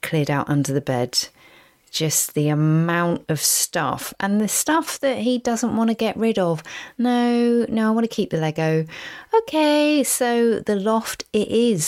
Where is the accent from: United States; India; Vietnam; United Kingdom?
United Kingdom; Basingstoke, South East England; also born or lived in Reading; where I grew up in Basingstoke